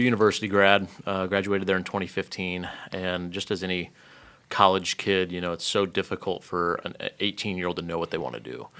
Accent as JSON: {"language": "English", "town": "Lafayette", "region": "Indiana", "country": "United States", "tie": "born or raised there", "said": "so I grew up in Indiana. Um, grew up up in Lafayette, um, most of my life."}